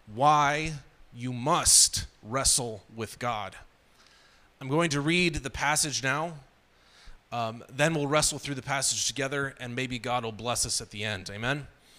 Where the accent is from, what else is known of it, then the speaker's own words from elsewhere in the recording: Burkina Faso; told them I grew up in Burkina Faso, which is a French-speaking country.